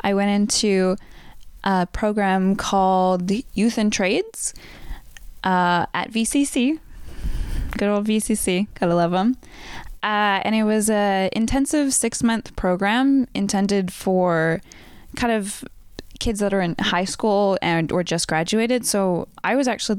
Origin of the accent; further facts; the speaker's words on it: Vancouver, British Columbia, Canada; also born or lived in White Rock / Burnaby / Surrey; growing up in Vancouver